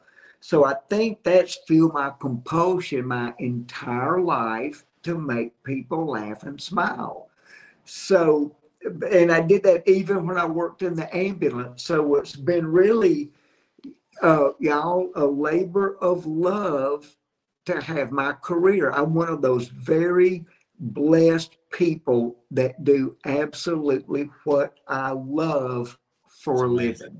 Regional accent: Jackson, Mississippi, United States; moved away as an adult; also born or lived in Andalusia, Alabama / Nashville, Tennessee; now in Alabama, United States; I grew up in Jackson, Mississippi, and started my comedy career there

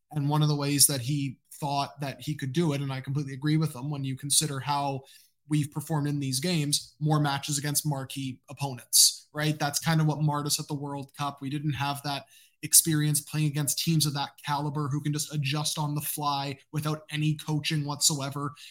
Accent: Canada; my Peruvian roots. Even though I am Canadian, I am also part Latino as well.

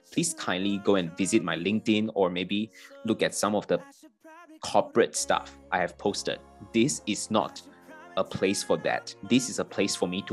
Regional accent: Malaysia; moved away as an adult; also born or lived in Singapore; now in Kuala Lumpur, Malaysia; even though I come from Malaysia, I have never spent my life in Kuala Lumpur, right? I've spent the past 10 years of my life living in Singapore.

